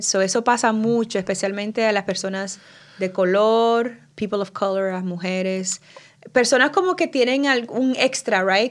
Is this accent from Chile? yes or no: no; Dominican Republic; accent: acento de Nueva York, acento de latino; also born or lived in New York City; now in New York, United States; yo crecí en la República Dominicana